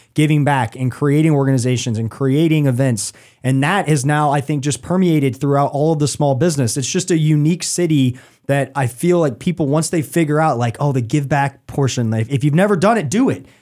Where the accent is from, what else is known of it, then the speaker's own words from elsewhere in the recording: Atlanta, Georgia, United States; now in Charlotte, United States; growing up in Atlanta